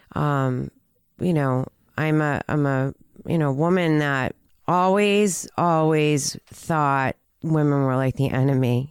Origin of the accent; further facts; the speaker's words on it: Peabody, Massachusetts, United States; We grew up in Peabody